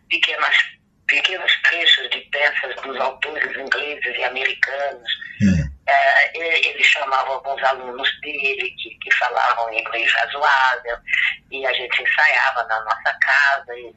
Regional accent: Rio de Janeiro, Brazil; Eu nasci no Rio, mas em 39

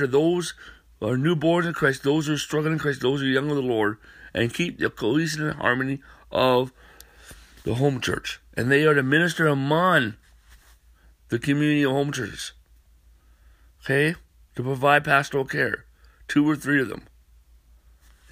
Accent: North Dakota, United States; moved away; I'm from North Dakota

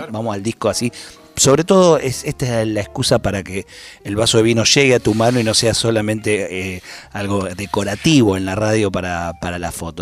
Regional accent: Ramos Mejía, Buenos Aires Province, Argentina; nos venimos los dos de Ramos Mejía.

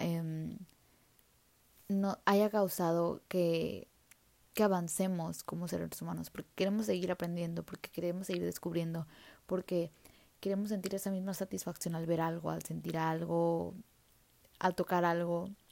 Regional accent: Mexico; como país mexicano

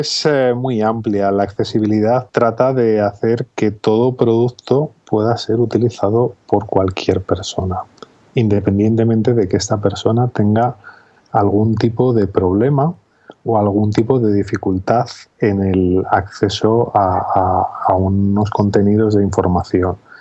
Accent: Zamora, Castile and León, Spain; also born or lived in Valladolid; now in Salamanca, Spain; yo nací hace 42 años en Zamora

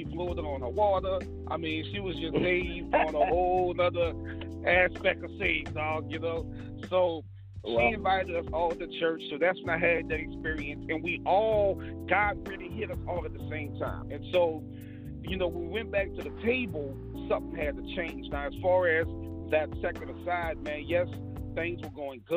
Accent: New Orleans, Louisiana, United States; I grew up in the regular New Orleans black family

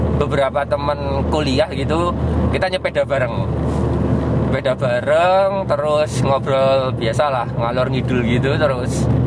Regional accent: Yogyakarta, Special Region of Yogyakarta, Indonesia; Saya besar, lahir, dan tinggal di Yogyakarta

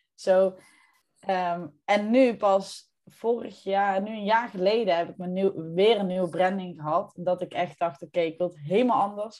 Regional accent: North Brabant, Netherlands; trotse Brabander, maar eh, niet altijd in Brabant te vinden

